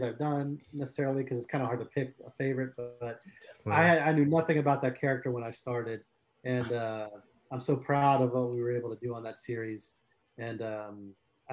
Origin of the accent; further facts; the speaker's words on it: South Florida, United States; I grew up in South Florida